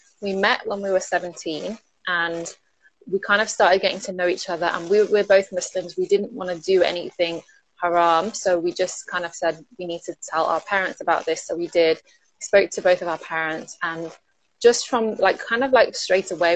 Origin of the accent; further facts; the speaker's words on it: London, United Kingdom; also born or lived in Manchester; I grew up in London. Actually, I was born in Manchester and lived there for 3 years and then moved to London when I was three.